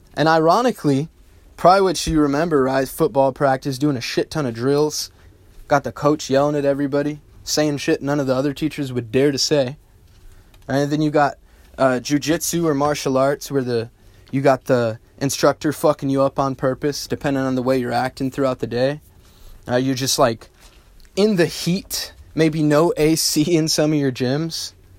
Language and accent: English; United States; I'm a American bred, real life entrepreneur.